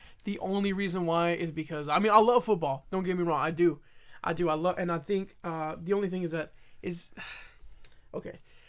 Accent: San Antonio, Texas, United States; We're from San Antonio.

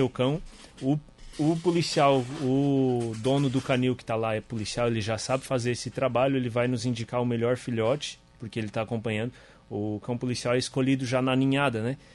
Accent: Sombrio, Santa Catarina, Brazil; also born or lived in Criciúma; Sou de Sombrio

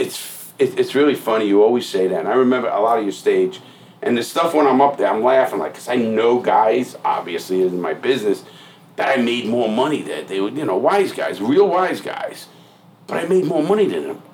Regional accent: New York City, New York, United States; growing up in the Bronx and Brooklyn

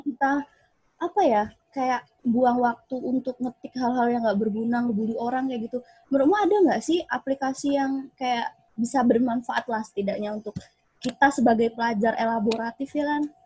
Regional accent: Pagar Alam, South Sumatra, Indonesia; jauh di Pagar Alam, Sumatera Selatan

